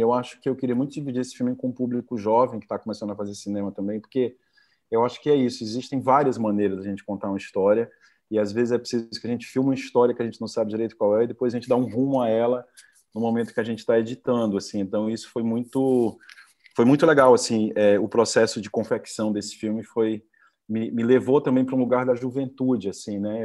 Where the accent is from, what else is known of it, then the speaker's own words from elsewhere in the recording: Fortaleza, Ceará, Brazil; Eu fui criado no, em Fortaleza